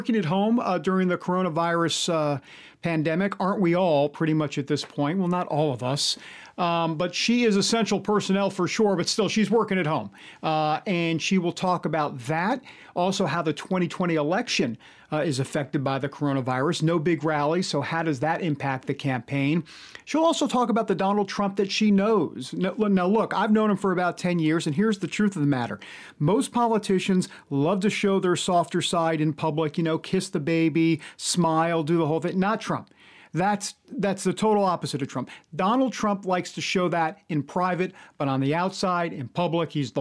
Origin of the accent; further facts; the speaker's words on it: New York, United States; I'm from New York